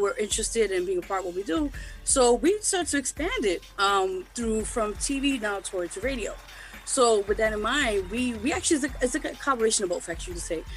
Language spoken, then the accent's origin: English; New York City, New York, United States; I'm originally from Lower East Side, big shout to LES, as they say. But yeah, I'm born and raised down here.